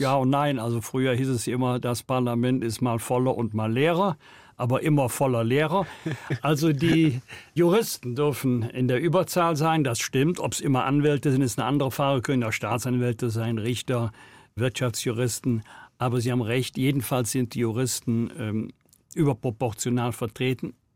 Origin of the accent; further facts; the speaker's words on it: Rhineland, Germany; Ich komme hier aus dem Rheinland